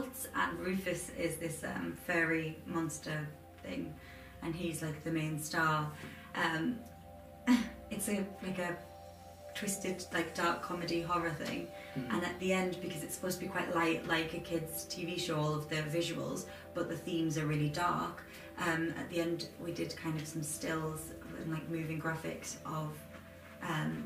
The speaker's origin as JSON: {"language": "English", "town": "Durham", "region": "North East England", "country": "United Kingdom", "also_born_or_lived": "Manchester", "said": "I'm from Durham"}